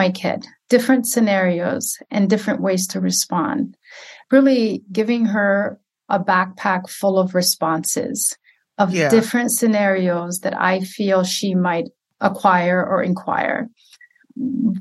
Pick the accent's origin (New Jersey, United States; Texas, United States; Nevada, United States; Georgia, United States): Georgia, United States; Clarkston; also born or lived in Somalia; now in St. Cloud, United States; I grew up in a predominantly Black community in Clarkston, Georgia